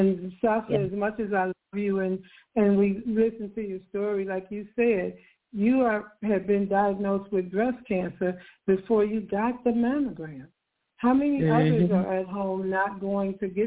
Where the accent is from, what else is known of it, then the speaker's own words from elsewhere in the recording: Chicago, Illinois, United States; moved away as an adult; also born or lived in Georgia; now in Atlanta, United States; I'm not from Atlanta. I'm from Chicago.